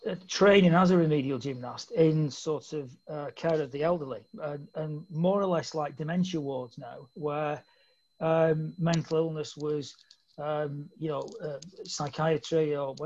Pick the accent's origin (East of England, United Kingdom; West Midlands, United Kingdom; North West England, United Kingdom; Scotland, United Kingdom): North West England, United Kingdom; Bolton; I'm from Bolton, and Bolton's, you know, always fond memories of being in, brought up in that area.